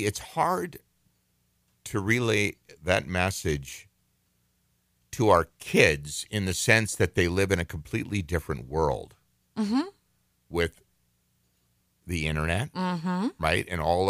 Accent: Minnesota, United States; growing up, because I grew up in a very rural part of the state and the country, as a matter of fact, I was raised right on the Canadian border. In Minnesota.

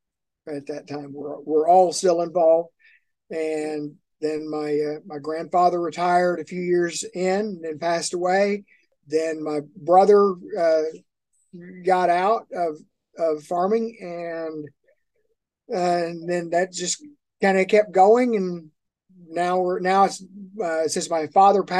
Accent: Miami, Oklahoma, United States; We're at a junior college here in my hometown

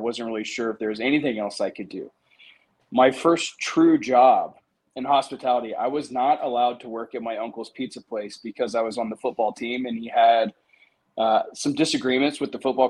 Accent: Danville, Indiana, United States; moved away as an adult; also born or lived in West Lafayette, Indiana; now in Miami, United States; So that's kind of where I'm from.

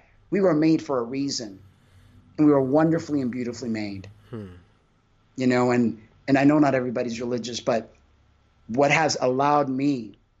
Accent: Cuba; I'm Cuban. I was born in Cuba

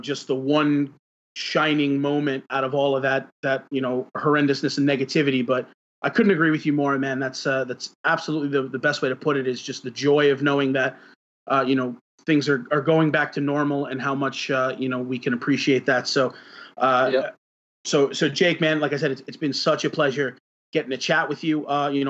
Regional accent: New York City, New York, United States; being a New Yorker, I always look at, you know, the when everything gets back to normal

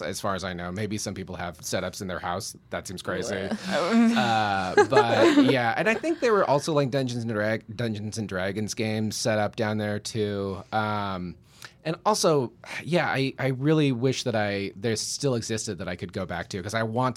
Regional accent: Alaska, United States; as a child, especially like growing up in Alaska, like I didn't have TV.

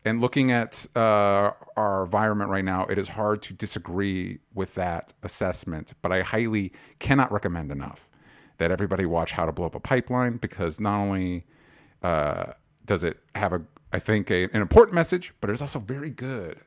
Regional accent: Florida, United States; now in Los Angeles, United States; I grew up in Florida

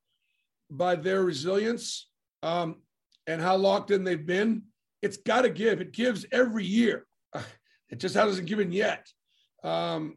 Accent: New England, United States; now in Auburn, United States; I grew up in New England

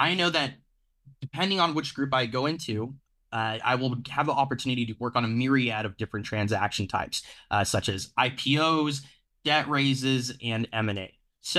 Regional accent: Phoenix, Arizona, United States; So I grew up in Phoenix, Arizona. When I was deciding where to go to college, really, I come from a working class background

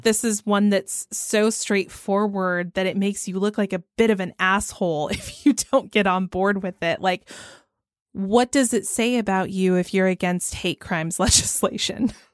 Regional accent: Georgia, United States; I'm from Georgia

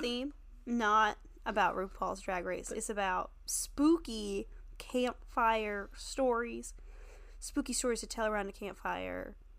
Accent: the South, United States; I'm from the South

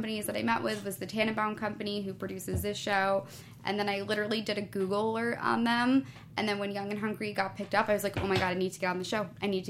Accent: New York, United States; moved away as an adult; now in Los Angeles, United States; I was still living in New York at that time. I wasn't even living in L.A., because I grew up in New York.

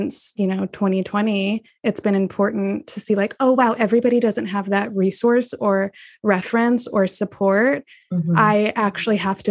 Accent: Texas, United States; I'm born and raised in Texas

